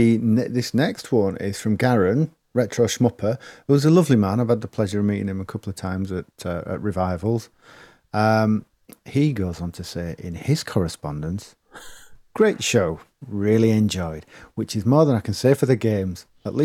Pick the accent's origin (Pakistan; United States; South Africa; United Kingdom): United Kingdom; East Midlands; Growing up in the East Midlands, I remember seeing those unusual Ed High cabs.